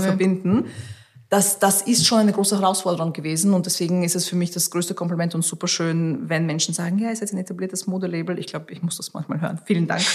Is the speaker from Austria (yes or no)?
yes; Austria; first language Russian; German is a second language; moved away as an adult; also born or lived in Tajikistan; now in London, United Kingdom; ich bin aufgewachsen in Österreich